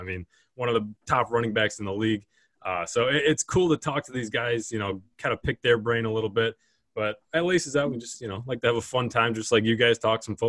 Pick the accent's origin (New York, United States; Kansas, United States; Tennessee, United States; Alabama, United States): New York, United States; Buffalo; growing up in Buffalo